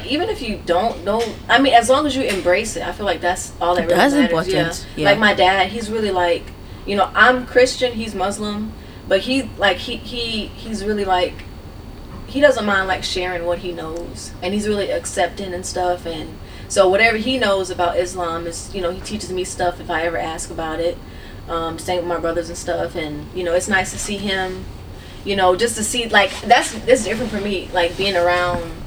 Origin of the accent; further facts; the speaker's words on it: Augusta, Georgia, United States; moved away as an adult; now in Atlanta, United States; I was born in Augusta